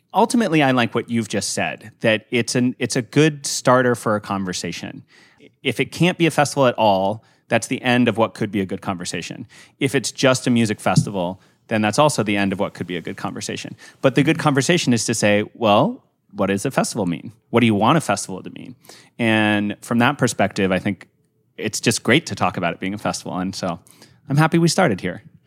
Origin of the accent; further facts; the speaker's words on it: Santa Fe, New Mexico, United States; I was born and raised in Santa Fe